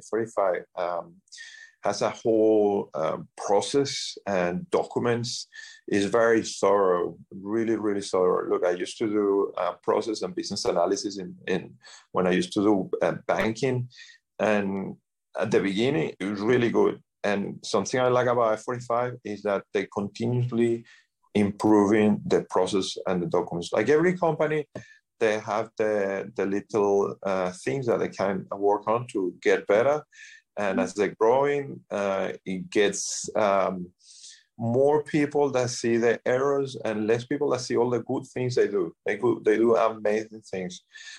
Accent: Sydney, New South Wales, Australia; moved away; As I say, we came from Australia, Sydney, Australia.

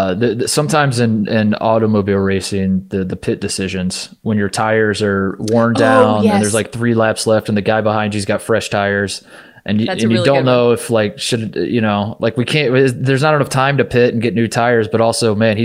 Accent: Indiana, United States; moved away; also born or lived in Ohio; I grew up in Indiana.

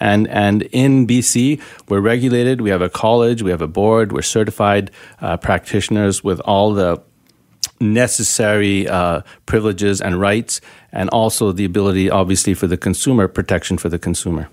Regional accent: Canada; also born or lived in Richmond, British Columbia; being Canadian and being a naturopath, uh, and practicing regenerative medicine here, so in Vancouver or in Richmond

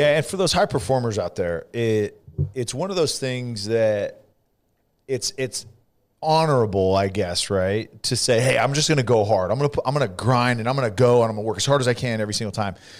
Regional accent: Central Valley, California, United States; accent: California accent; also born or lived in Canada; I'm from the Central Valley

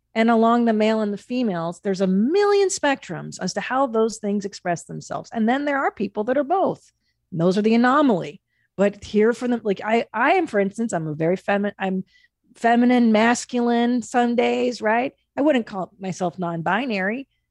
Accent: Los Angeles, California, United States; growing up in Los Angeles

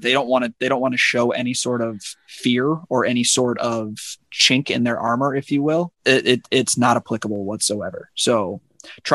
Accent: Chicago, Illinois, United States; I grew up in Chicago

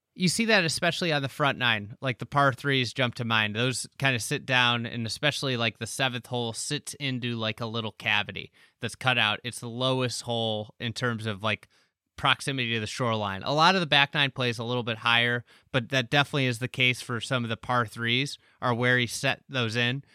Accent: Midwest, United States; being a Midwesterner

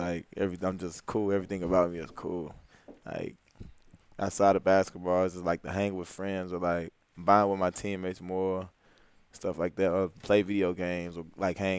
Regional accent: St. Louis, Missouri, United States; growing up in St. Louis, like, not too many people, like, make it out far to, like, go, like, to the NBA or, like, make it out big. So, I mean, St. Louis is, like, a pretty hectic city

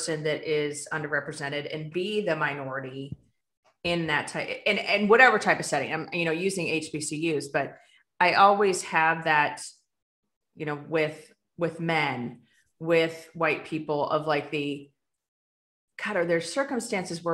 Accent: United States; as an American

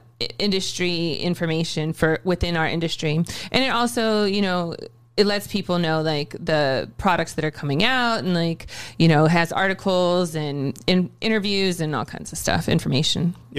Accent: Ohio, United States; I'm originally from Ohio.

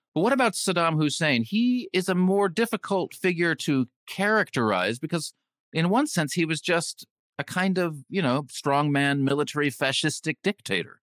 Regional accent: California, United States; growing up in California

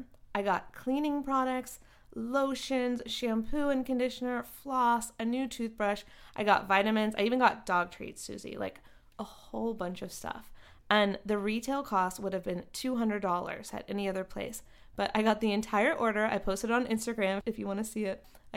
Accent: the South, United States; I'm from the South. I didn't know.

